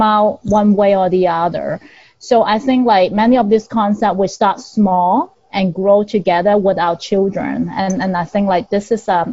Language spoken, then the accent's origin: English; Hong Kong; I'm from Hong Kong